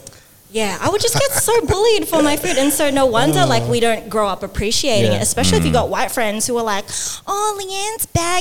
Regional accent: Australia; growing up in Australia

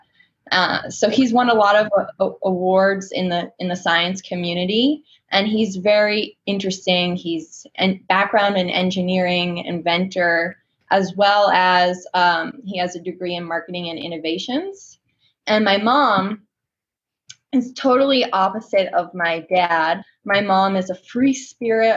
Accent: Northborough, Massachusetts, United States; I grew up in a small country town in the woods called Northborough, Massachusetts

